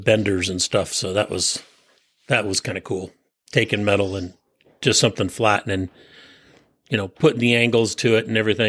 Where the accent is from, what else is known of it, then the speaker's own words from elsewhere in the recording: San Francisco Peninsula, California, United States; And I grew up on the San Francisco Peninsula.